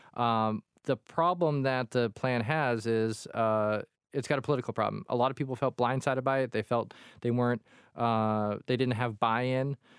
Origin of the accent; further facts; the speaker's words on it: Quincy, Massachusetts, United States; growing up in Quincy in a tiny apartment